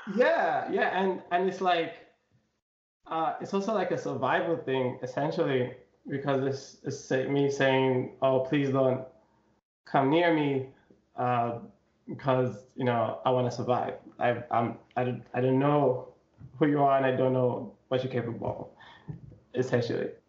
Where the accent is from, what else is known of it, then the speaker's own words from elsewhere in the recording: Zambia; I come from Zambia, and I'm half. I'm from a half Chewa, half Tumbuka tribe.